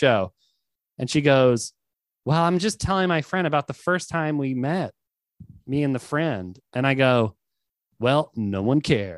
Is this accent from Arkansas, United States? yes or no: no; New York City, New York, United States; I'm from Queens too